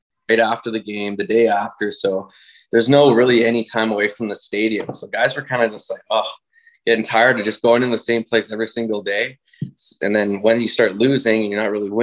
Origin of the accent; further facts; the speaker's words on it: White Rock, British Columbia, Canada; I'm from White Rock